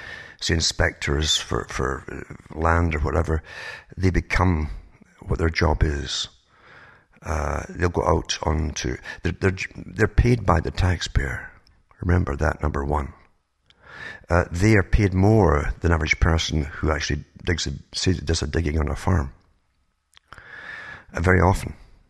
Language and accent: English; United Kingdom; now in Canada; I used to be amazed because I came from Britain, for instance, to Canada and went through the States as well.